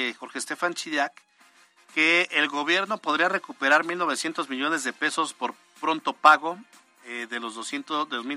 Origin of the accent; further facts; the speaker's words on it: Italy; born there; Los que nacimos en Italia no nos cuesta